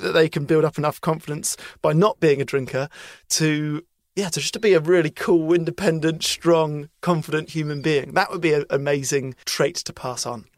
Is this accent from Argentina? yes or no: no; United Kingdom; as a British person